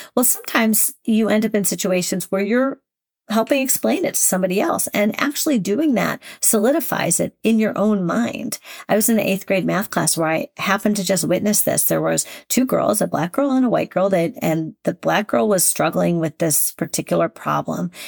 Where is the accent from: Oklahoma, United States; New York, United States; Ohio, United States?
Ohio, United States; Shaker Heights; I'm from Shaker, would assume I was rich, which, in fact, my family was not rich